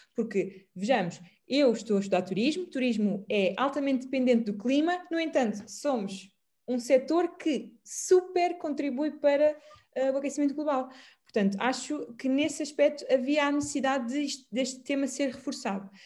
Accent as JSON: {"language": "Portuguese", "country": "Portugal", "said": "como boa portuguesa"}